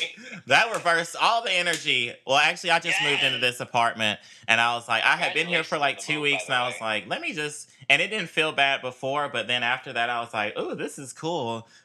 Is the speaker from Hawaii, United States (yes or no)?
no; Durham, North Carolina, United States; You know, I'm from North Carolina out here around Durham area.